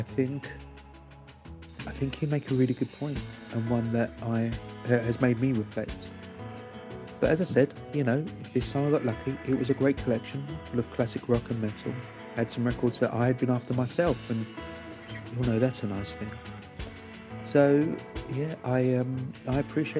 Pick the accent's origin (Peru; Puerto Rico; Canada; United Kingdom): United Kingdom; London; I grew up in London